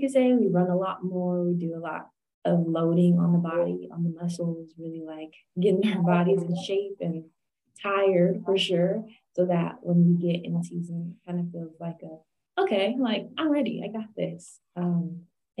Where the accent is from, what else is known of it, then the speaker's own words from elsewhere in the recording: San Jose, California, United States; moved away as an adult; also born or lived in Missouri; I'm originally from California, San Jose, California, Bay Area.